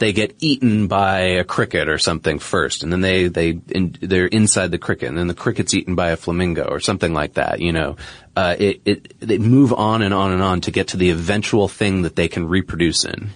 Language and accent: English; New England, United States; moved away; where I grew up in New England